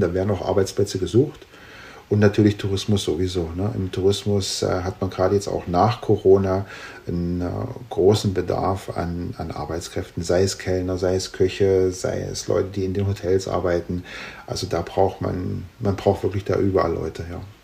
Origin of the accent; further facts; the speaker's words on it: Germany; moved away as an adult; also born or lived in Thuringia, Germany / Saalekreis, Saxony-Anhalt, Germany; now in Slovakia; ich habe ja die ersten Jahre in Thüringen gewohnt und dann äh, in äh, Sachsen-Anhalt